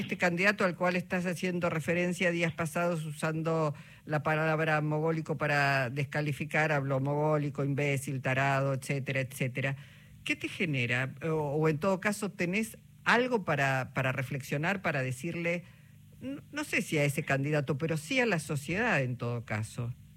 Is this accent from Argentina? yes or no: yes; Argentina; cómo somos los argentinos y las argentinas